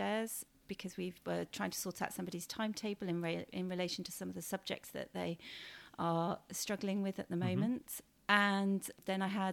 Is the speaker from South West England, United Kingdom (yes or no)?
yes; Cheltenham, South West England, United Kingdom; I am a local girl. I grew up in Cheltenham, so I know the education system around here quite well.